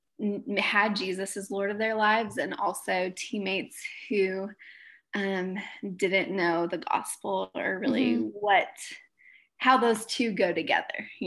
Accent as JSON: {"language": "English", "region": "Southern California", "country": "United States", "tie": "born or raised there", "moved": "as an adult", "lives_now": "Nebraska, United States", "said": "I am from Southern California. Grew up there"}